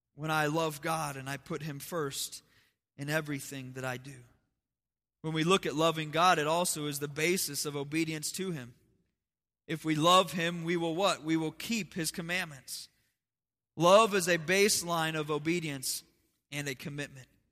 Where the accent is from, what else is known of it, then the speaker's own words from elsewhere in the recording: United States; also born or lived in Las Vegas; I'm still an American.